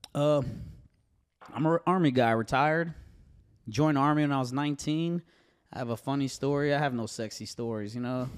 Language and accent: English; Connecticut, United States; moved away as an adult; now in Tennessee, United States; growing up in Connecticut around these gentlemen that watched me grow up